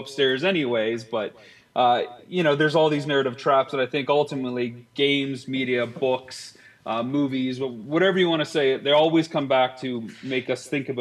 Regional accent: Canada; I'm Canadian

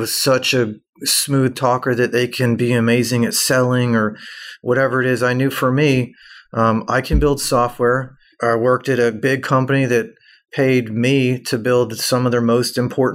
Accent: Atlanta, Georgia, United States; moved away as an adult; I'm from Atlanta originally.

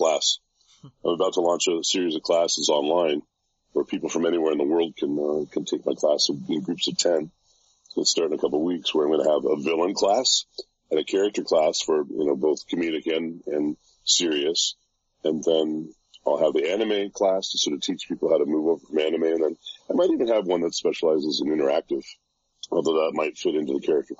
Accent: Canada; I grew up in Canada

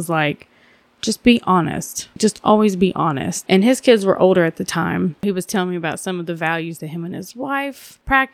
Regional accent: Georgia, United States; moved away; also born or lived in Asheville, North Carolina; I was born in Georgia

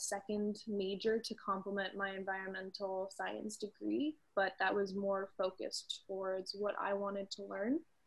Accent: Newport Beach, California, United States; I'm from Newport Beach, California

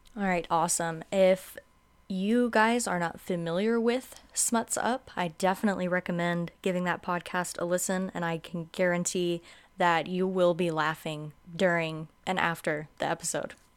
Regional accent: Live Oak, Florida, United States; accent: southern twang; I grew up in little old Live Oak, Florida

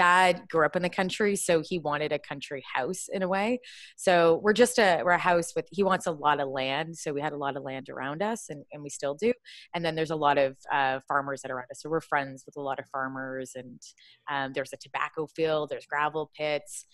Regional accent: Kitchener, Ontario, Canada; moved away as an adult; now in Toronto, Canada; I was born in Kitchener, Waterloo, so about an hour outside of Toronto

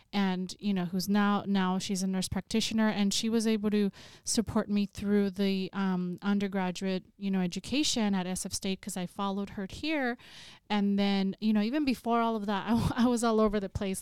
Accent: Salinas, California, United States; I'm originally from Salinas, California, so I grew up in a working class community

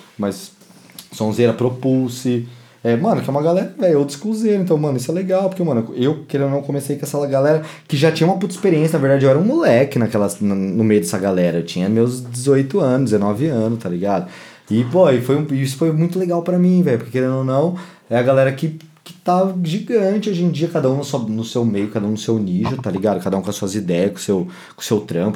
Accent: São Paulo, Brazil; eu nunca saí de São Paulo

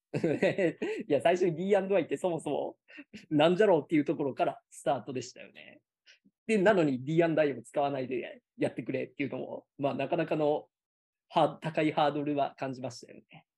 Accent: Gifu, Japan; moved away; also born or lived in Yamaguchi Prefecture; もともと僕、岐阜県出身で、とりあえず家から近い公立高校行こうかなっていうので

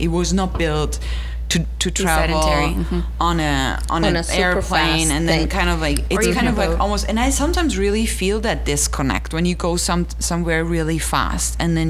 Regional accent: Austria; moved away; I grew up in Austria.

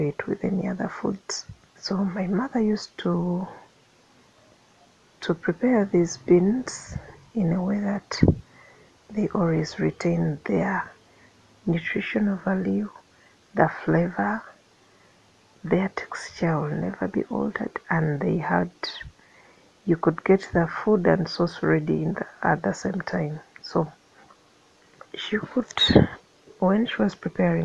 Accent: Mityana, Central Region, Uganda; I'm in Uganda. I hail from Metiana, which is in Sengo County, in central Uganda, in Uganda Kingdom.

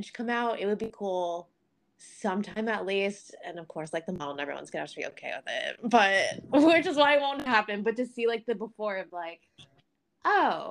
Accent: Iowa, United States; moved away as an adult; now in Boston, United States; I'm originally from Iowa

